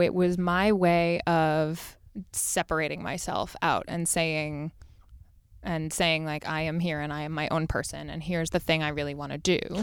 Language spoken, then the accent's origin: English; Los Angeles, California, United States; I grew up in Los Angeles